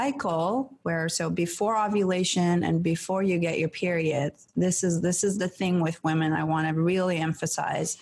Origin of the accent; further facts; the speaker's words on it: Iran; moved away; I grew up in Iran